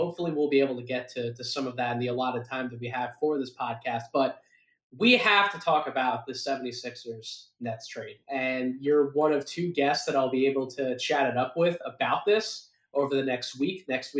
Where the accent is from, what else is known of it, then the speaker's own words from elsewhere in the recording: Philadelphia, Pennsylvania, United States; my hometown Philadelphia 76ers